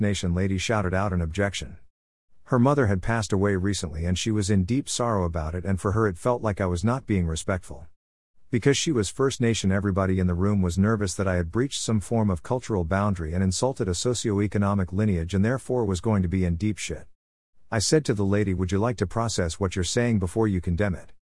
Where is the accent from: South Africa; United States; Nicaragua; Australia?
Australia; as an Australian